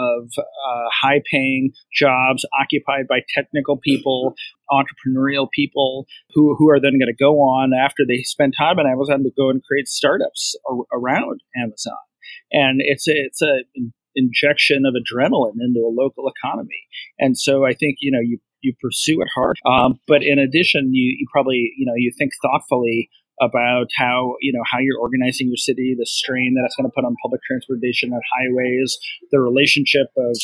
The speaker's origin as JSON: {"language": "English", "town": "Cleveland", "region": "Ohio", "country": "United States", "tie": "born or raised there", "said": "I grew up in Cleveland, Ohio"}